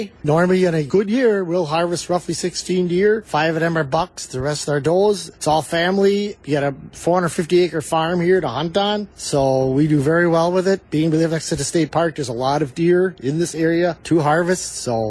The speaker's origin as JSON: {"language": "English", "town": "Slinger", "region": "Wisconsin", "country": "United States", "said": "I'm a farmer from Slinger, Wisconsin."}